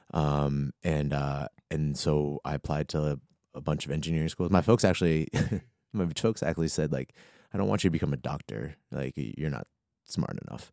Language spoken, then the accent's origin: English; Arlington, Virginia, United States; moved away as an adult; also born or lived in Atlanta / Washington, D.C.; I grew up in Arlington, Virginia, born and raised